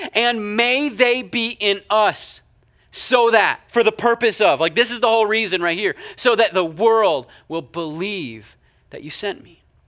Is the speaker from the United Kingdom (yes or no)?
no; Canada; moved away; I'm Canadian